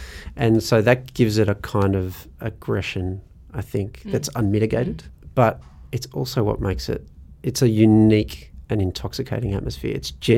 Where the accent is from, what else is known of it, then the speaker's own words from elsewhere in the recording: Australia; my sensitivity as an Australian supporter who's just not used to seeing crowds behaving quite this way.